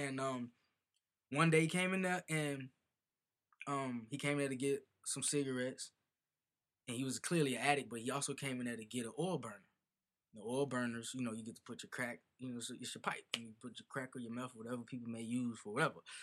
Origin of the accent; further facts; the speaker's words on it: Chicago, Illinois, United States; I'm an artist from Chicago.